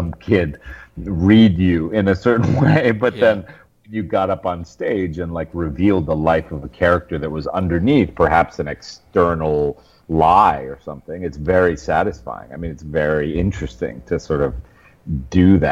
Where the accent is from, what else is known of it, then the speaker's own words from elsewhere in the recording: Westchester, New York, United States; I was from Westchester